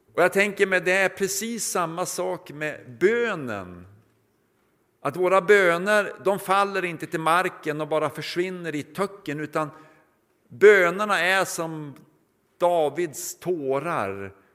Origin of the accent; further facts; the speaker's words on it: Norrland, Sweden; now in Mariannelund, Sweden